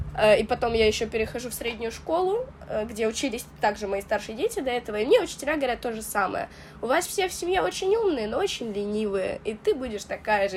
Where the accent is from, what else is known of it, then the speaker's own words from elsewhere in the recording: Russia; Мы армянская семья, которая переехала в Россию. Я вот родилась э, уже в России